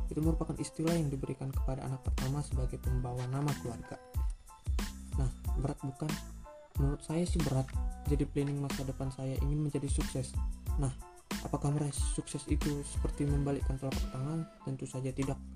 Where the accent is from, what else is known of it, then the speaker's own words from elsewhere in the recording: North Sumatra, Indonesia; For your information, saya ini orang Batak